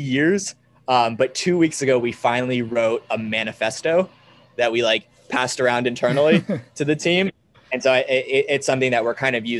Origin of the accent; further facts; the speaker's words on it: Sarasota, Florida, United States; I grew up in Sarasota, Florida.